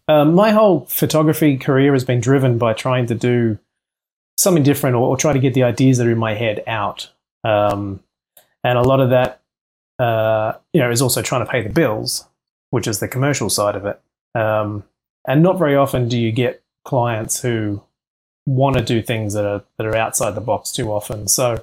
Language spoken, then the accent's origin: English; Central Coast, New South Wales, Australia; now in Los Angeles, United States; I grew up in a small area called the Central Coast, and it's just north of Sydney.